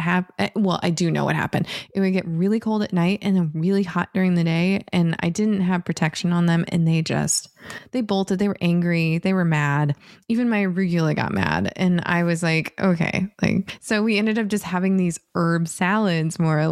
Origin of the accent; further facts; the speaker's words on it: Northern Michigan, United States; growing up in Northern Michigan